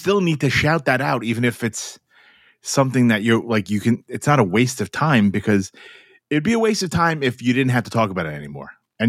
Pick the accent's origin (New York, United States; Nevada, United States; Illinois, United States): New York, United States; New York City; I grew up in New York City.